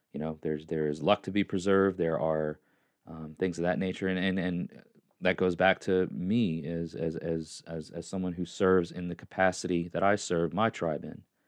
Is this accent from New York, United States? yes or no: yes; New York, United States; moved away as an adult; now in Tennessee, United States; I was born there. I'm a New Yorker.